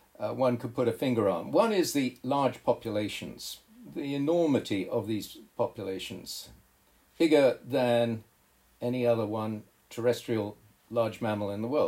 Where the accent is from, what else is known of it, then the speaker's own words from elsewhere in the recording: Kenya; also born or lived in Zambia / Tanzania / Malawi; I was raised in East Africa, Zambia, Tanzania, Malawi, and then Kenya. And in that time, as a boy growing up, I'd gone to different protected areas, national parks.